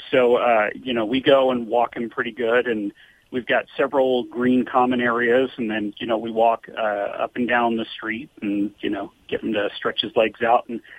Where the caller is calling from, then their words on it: Alpine, California, United States; Uh, Alpine, California.